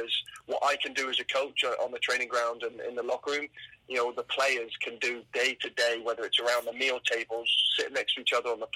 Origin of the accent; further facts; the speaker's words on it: England, United Kingdom; now in Canada; I grew up in England